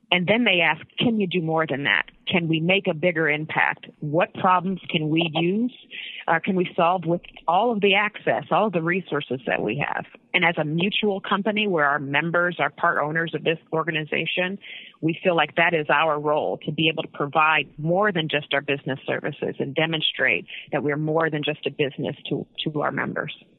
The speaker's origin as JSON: {"language": "English", "region": "Northeast Ohio", "country": "United States", "said": "I'm from Northeast Ohio"}